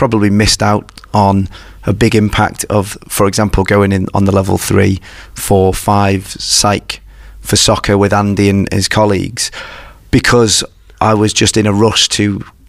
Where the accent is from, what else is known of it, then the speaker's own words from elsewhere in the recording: Isle of Man; moved away; I was living where I grew up on the Isle of Man after finishing university.